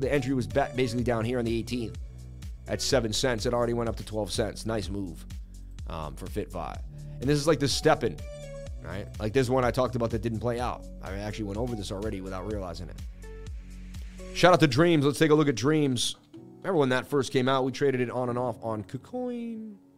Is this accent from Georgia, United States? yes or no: no; Boston, Massachusetts, United States; I am from Boston